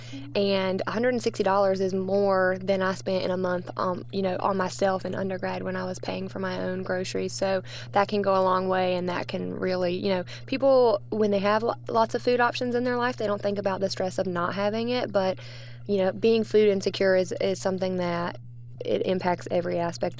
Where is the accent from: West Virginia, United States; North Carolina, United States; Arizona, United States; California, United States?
North Carolina, United States; Lexington; moved away as an adult; now in Raleigh, United States; I grew up in Lexington, North Carolina, about 2 hours away from Raleigh.